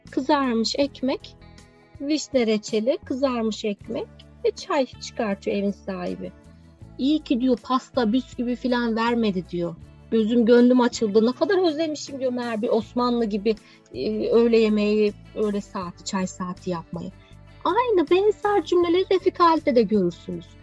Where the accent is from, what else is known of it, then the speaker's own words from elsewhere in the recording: Adana, Turkey; Evet, ben de bir Adanalı olarak.